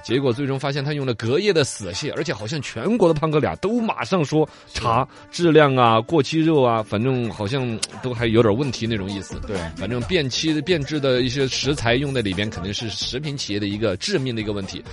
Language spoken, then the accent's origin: Chinese; Chengdu, Sichuan, China; 我们成都人